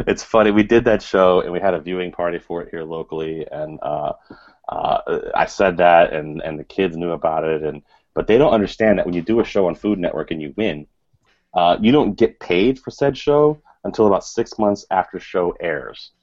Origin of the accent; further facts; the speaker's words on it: Richmond, Virginia, United States; now in Connecticut, United States; I grew up down south in Richmond, Virginia